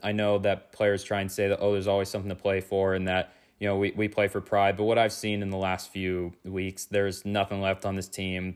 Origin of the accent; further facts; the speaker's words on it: California, United States; I'm actually from California